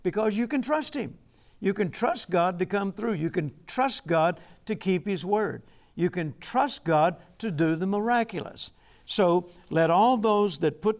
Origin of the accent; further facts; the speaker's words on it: the South, United States; I'm from the South